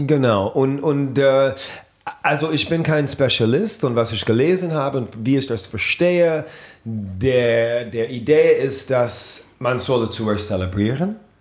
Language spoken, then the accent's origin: German; New Orleans, Louisiana, United States; German is a second language; moved away; in New Orleans, ähm, meine Heimat